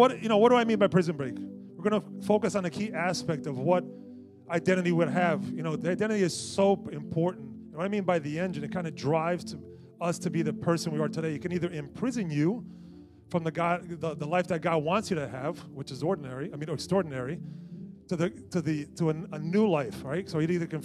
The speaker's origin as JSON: {"language": "English", "town": "Newark", "region": "New Jersey", "country": "United States", "tie": "born or raised there", "said": "I grew up in Newark, so growing up in Newark, you think everybody's going to jump you or rob you, right?"}